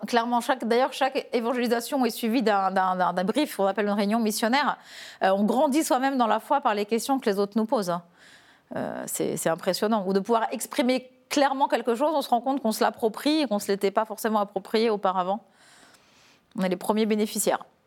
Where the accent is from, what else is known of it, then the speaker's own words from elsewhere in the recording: Épernay, Grand Est, France; je suis tombée dans les petites bulles quand j'étais petite à Épernay